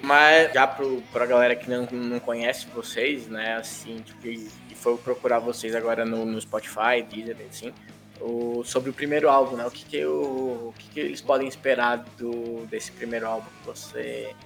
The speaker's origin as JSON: {"language": "Portuguese", "region": "São Paulo", "country": "Brazil", "said": "Eu, eu, sou de São Paulo, né? Moro aqui hoje"}